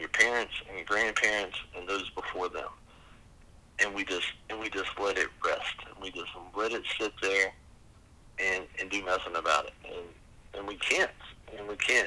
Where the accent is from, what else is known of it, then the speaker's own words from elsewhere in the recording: the South, United States; we as a Southerner